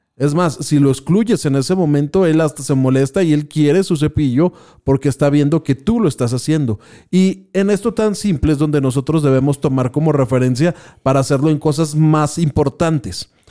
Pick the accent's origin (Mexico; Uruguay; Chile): Mexico; somos mexicanos y por lo tanto lo que estamos viviendo pues es simplemente el hecho de ser mexicanos